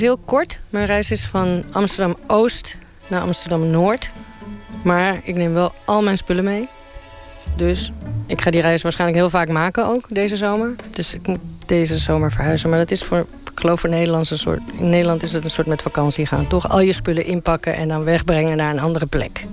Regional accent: Uruguay; now in Netherlands; ik kom dus uit Uruguay

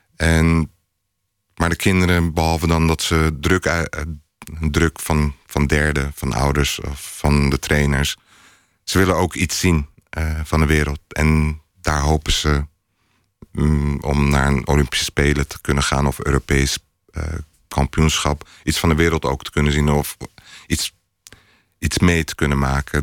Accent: Rotterdam, South Holland, Netherlands; also born or lived in Istanbul; vanuit Rotterdam weet ik... is een stad al met 160 nationaliteiten, toen ook al

